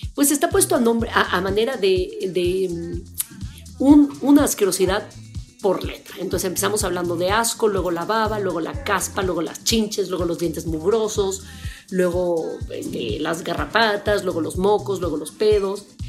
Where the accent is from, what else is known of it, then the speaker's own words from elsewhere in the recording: Mexico City, Mexico; estudié en el Colegio Madrid, que es una, escuela de refugiados españoles